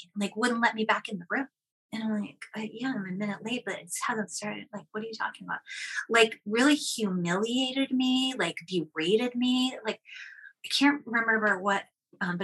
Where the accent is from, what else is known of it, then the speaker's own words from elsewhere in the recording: Boston, Massachusetts, United States; moved away as an adult; also born or lived in Seattle; I'm from Boston, and then I moved to Seattle